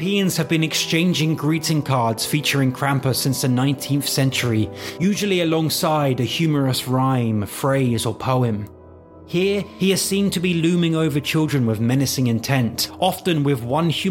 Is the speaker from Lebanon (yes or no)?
no; England, United Kingdom; I'm English.